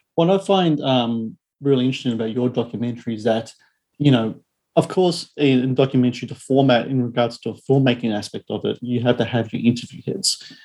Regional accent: Australia

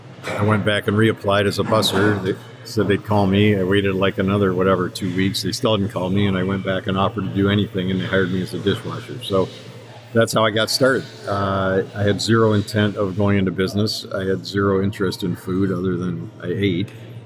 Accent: Chicago, Illinois, United States; also born or lived in Skokie; now in Ann Arbor, United States; I grew up in Chicago, South Side, North Side, and then Skokie, and I went to Niles North for high school, which is not a big claim to fame. I came to Ann Arbor to go to U of M

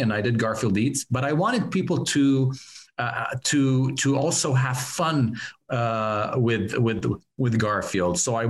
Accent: Laval, Quebec, Canada; moved away; also born or lived in Montreal; I came from Montreal, Laval, in Quebec

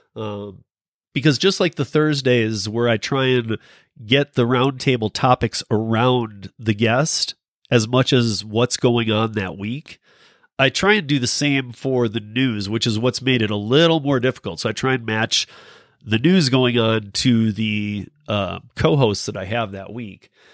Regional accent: Michigan, United States; I'm from Michigan.

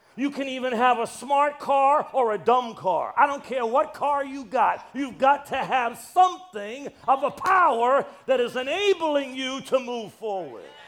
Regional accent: Brockton, Massachusetts, United States; now in New York City, United States; I was born in Massachusetts. I was born in Brockton

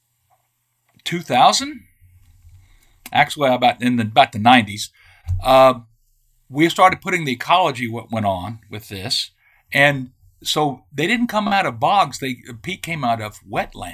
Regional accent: Texas, United States; I'm from Texas

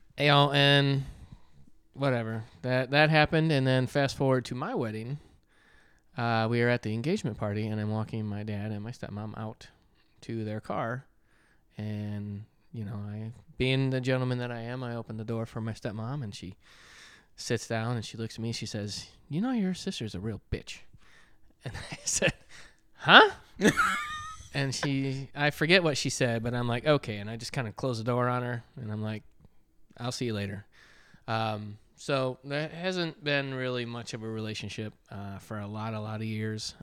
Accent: Michigan, United States; I grew up in Michigan

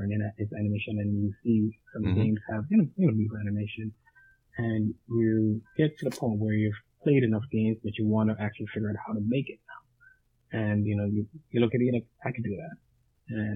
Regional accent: New York, United States; also born or lived in Jamaica; now in California, United States; I grew up in New York, from Jamaica, but I grew up in New York, and now I live in California

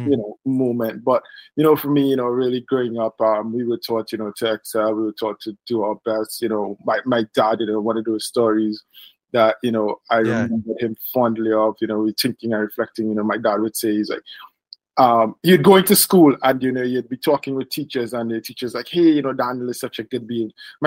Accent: Trinidad & Tobago; I was born in Trinidad and Tobago in the Caribbean.

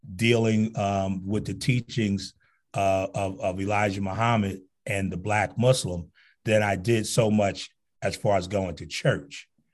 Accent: Newark, New Jersey, United States; growing up in Newark

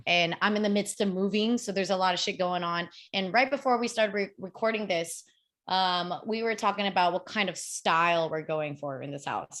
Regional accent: United States; I grew up in America

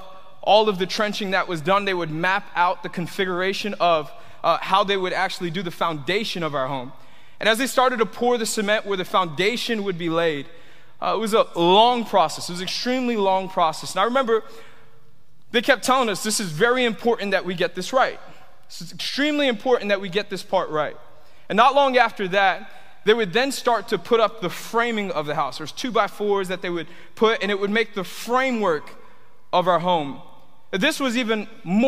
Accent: Tampa, Florida, United States; also born or lived in Miami; I grew up here in Tampa

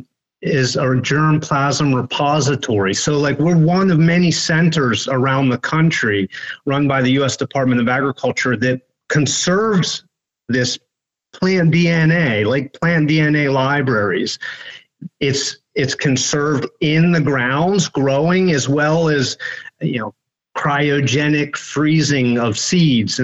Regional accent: Western Maryland, United States; I grew up in Western Maryland

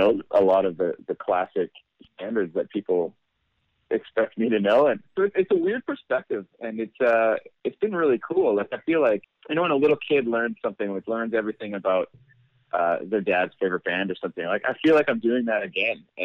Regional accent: Alberta, Canada; I grew up in Alberta

